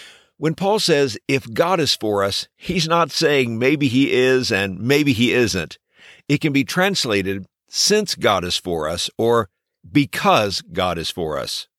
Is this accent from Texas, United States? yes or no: yes; Texas, United States; When I was growing up in Texas, I was blessed to be a part of a great church